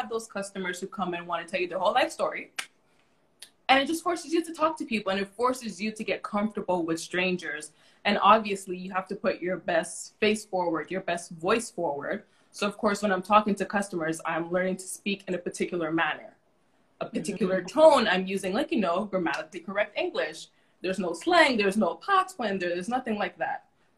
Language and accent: English; Canada; We're overly apologizing. Not because we're Canadian.